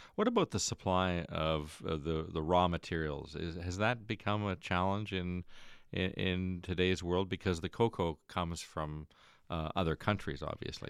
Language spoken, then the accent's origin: English; Stratford, Ontario, Canada; from Stratford